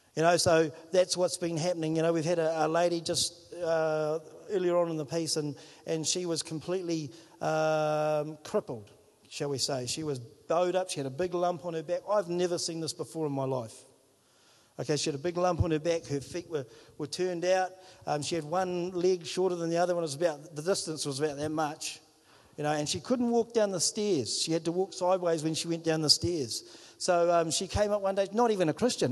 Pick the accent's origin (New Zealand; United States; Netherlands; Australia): New Zealand; Whangarei, Northland; moved away as an adult; now in Wellington, New Zealand; I'm from Whangarei